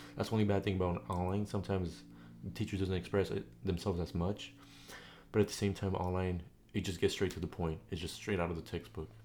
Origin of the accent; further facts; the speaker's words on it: San Diego, California, United States; we're both teenagers from California, San Diego